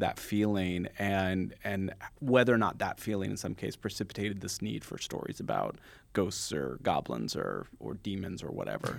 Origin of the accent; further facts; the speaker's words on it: San Jose, California, United States; I grew up in San Jose, California